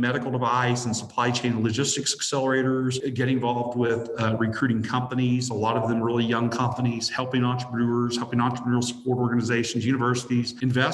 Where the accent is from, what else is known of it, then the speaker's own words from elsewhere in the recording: Little Rock, Arkansas, United States; moved away as an adult; also born or lived in New Orleans / Memphis; I grew up here in Arkansas. I grew up in Central Arkansas